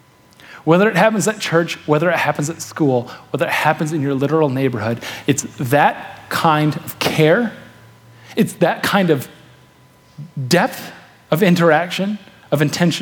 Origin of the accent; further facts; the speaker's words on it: Manistee, Michigan, United States; I'm from Manistee.